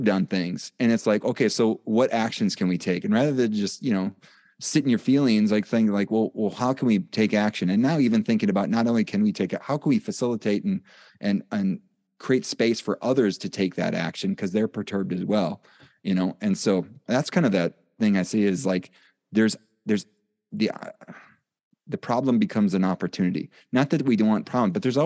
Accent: Wisconsin, United States; I'm from Wisconsin.

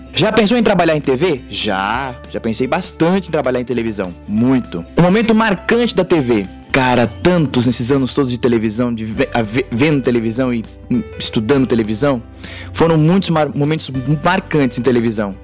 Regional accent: Brazil; a gente é brasileiro

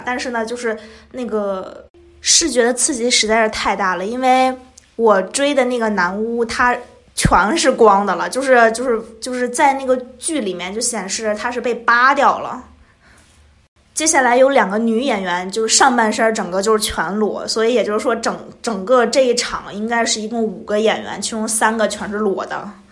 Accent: China; 我是从中国来的

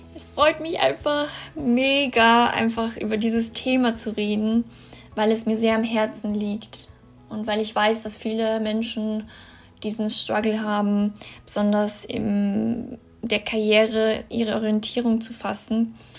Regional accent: Austria; bei uns in Österreich

